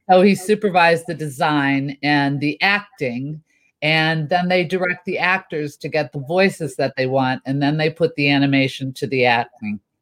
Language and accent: English; Chicago, Illinois, United States; moved away as an adult; also born or lived in Champaign, Illinois / Burbank, California; now in California, United States; I was born in central Illinois, Champaign to be specific, but most of my life I was raised in Chicago.